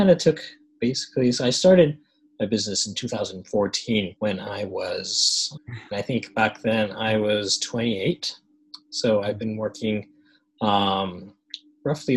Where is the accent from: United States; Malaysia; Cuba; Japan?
Japan; I think as an international school kid, or growing up in Japan, going to schools like ASIJ, international schools